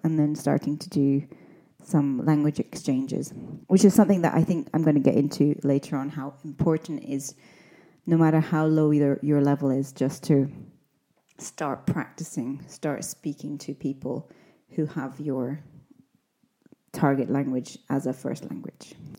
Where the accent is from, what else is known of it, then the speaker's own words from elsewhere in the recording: Scotland, United Kingdom; now in Spain; I'm an English teacher from Scotland